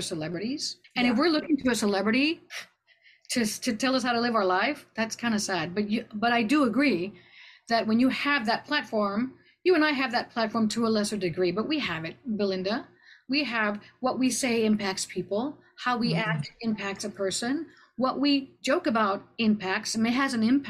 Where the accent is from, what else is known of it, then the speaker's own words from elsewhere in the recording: Laredo, Texas, United States; moved away as an adult; also born or lived in Austin, Texas / New York City; growing up in Laredo